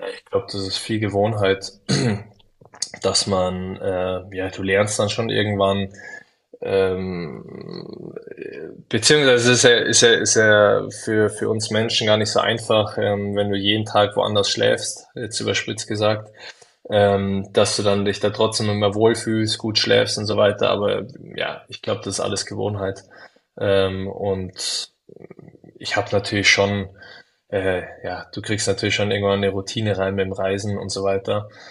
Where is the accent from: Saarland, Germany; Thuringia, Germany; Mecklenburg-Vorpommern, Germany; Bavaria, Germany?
Bavaria, Germany; Munich; als Münchner